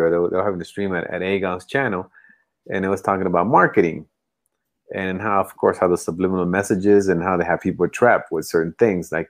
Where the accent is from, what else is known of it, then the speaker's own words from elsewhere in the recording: United States; because obviously you know being American we, we, we do get caught up